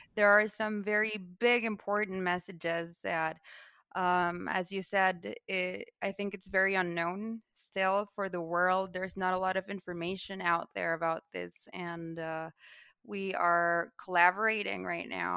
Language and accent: English; Guatemala; I'm from Guatemala, and I come from a legacy